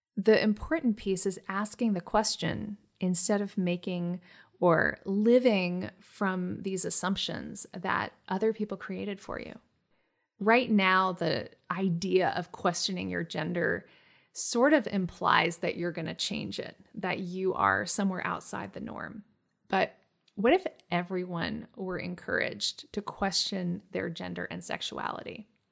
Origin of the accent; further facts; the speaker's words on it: Hawaii, United States; When I was a kid growing up in Hawaii